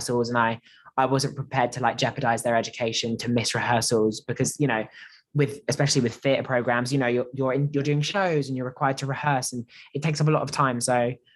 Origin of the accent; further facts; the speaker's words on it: Basingstoke, South East England, United Kingdom; also born or lived in London; I'm from Basingstoke, which is a small town south of London.